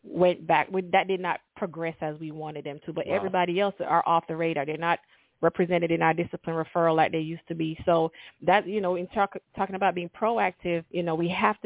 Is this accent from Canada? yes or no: no; Kingston, Jamaica; moved away as an adult; now in Georgia, United States; I'm from Kingston, Jamaica